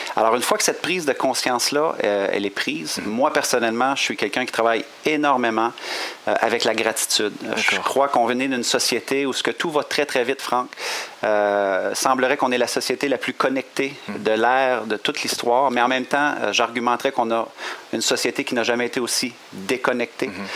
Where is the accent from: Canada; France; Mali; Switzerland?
Canada; Quebec; accent: Québécois; on a un accent quand même intéressant au Québec